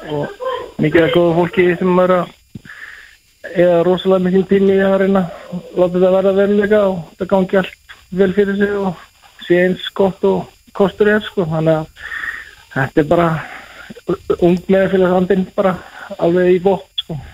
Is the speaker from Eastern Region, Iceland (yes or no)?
yes; Breiðdalsvík, Eastern Region, Iceland; born or raised there; moved away; also born or lived in Seyðisfjörður